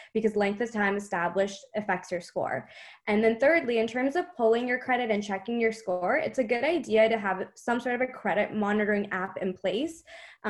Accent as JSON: {"language": "English", "country": "Canada", "said": "I'm from Canada"}